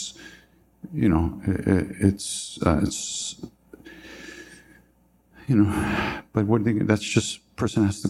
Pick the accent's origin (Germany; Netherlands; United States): United States; Long Island, New York; I'm from Long Island